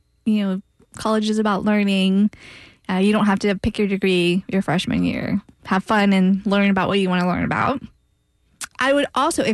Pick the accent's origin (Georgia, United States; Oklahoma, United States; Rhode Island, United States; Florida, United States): Florida, United States; Titusville; also born or lived in Nashville, Tennessee / Winter Park, Florida; I grew up in Titusville, the East Coast